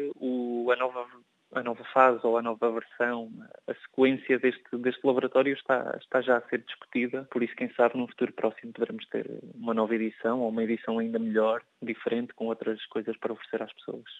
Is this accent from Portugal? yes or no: yes; Portugal; enquanto português